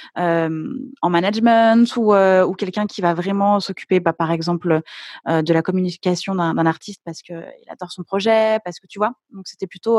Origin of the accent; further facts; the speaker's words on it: Lyon, Auvergne-Rhône-Alpes, France; Enfin, maintenant, je suis à mmh Lyon, mais au départ, je suis, je suis lyonnaise